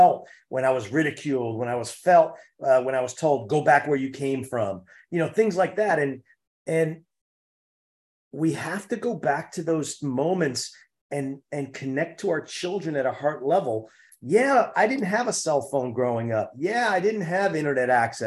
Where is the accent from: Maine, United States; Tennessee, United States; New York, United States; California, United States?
New York, United States; New York City; I'm a city kid. I grew up in Harlem